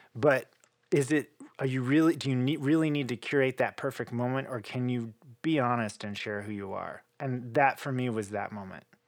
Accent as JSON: {"language": "English", "region": "Oklahoma", "country": "United States", "tie": "born or raised there", "moved": "yes", "said": "I'm this kid from Oklahoma who's probably supposed to be in the rodeo"}